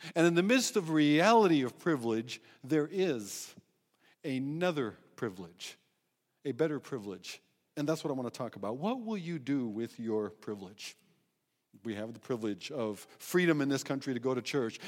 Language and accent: English; United States; moved away; also born or lived in Eswatini; being American